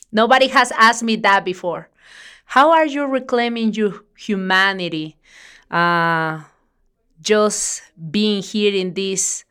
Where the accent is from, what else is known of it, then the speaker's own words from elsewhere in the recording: Mexico; moved away; I'm from Mexico.